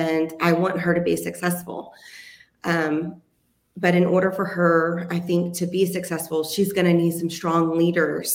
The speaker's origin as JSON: {"language": "English", "town": "Athens", "region": "Texas", "country": "United States", "tie": "born or raised there", "also_born_or_lived": "Cedar Creek Lake area, Texas", "moved": "as an adult", "lives_now": "Midlothian, United States", "said": "I was born and raised here in Texas. I was actually born in Athens. So I'm an East Texas girl"}